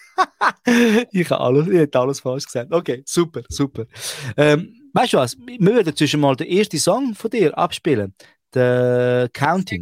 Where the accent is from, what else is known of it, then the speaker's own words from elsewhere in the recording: Switzerland; bei uns Ausländern, die wo, wo in der Schweiz aufwachsen.